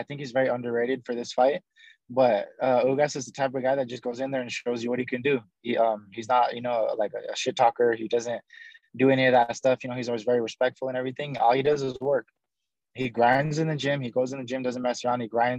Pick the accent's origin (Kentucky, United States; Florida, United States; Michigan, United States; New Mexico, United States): New Mexico, United States; Albuquerque; now in Las Vegas, United States; I was born in Albuquerque, New Mexico. Mm-hmm. But both my parents are from Cuba, so I'm full-blooded Cuban, but born in America.